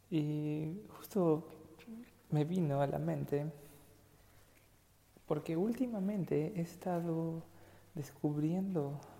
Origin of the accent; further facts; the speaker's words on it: Mexico; also born or lived in Boston; nosotros como mexicanos